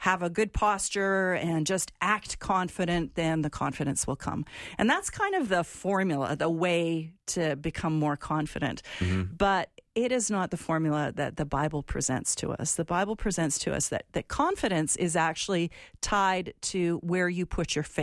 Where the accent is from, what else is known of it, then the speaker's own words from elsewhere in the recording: Alberta, Canada; where I'm from, my province of Alberta